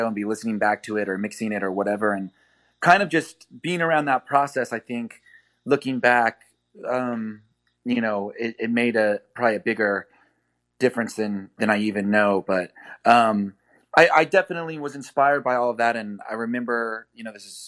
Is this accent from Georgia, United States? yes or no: no; Kansas City, Missouri, United States; moved away as an adult; also born or lived in New York; growing up in the Midwest